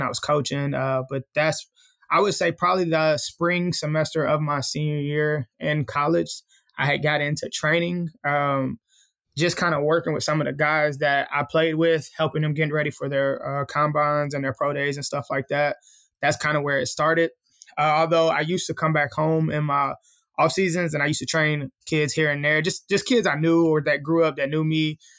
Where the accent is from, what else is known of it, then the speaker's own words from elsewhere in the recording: Columbia, Tennessee, United States; also born or lived in Houston, Texas; now in Nashville, United States; I'm originally from Columbia, Tennessee. Uh, that's where I was, uh, raised at. I stayed there for probably till I was about thirteen